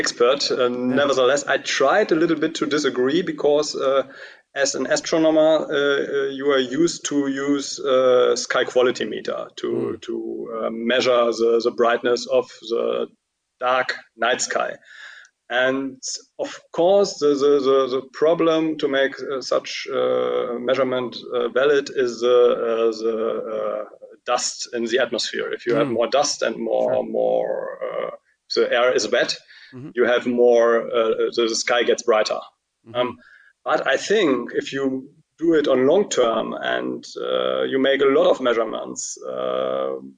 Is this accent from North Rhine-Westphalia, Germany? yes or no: yes; Cologne, North Rhine-Westphalia, Germany; English is a second language; my hometown in Cologne